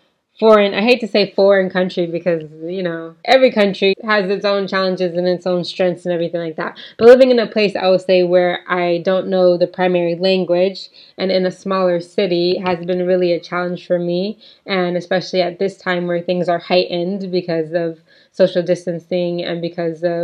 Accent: United States; now in Poland; my husband is Polish and I am American, African American.

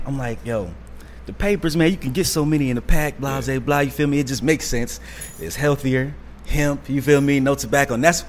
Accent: Virginia, United States; moved away; See, I'm from Virginia and stuff, so I was up there in Virginia

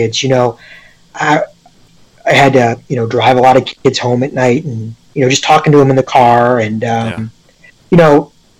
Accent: Wadsworth, Ohio, United States; I'm from Wadsworth, right? You know, I'm from a suburb

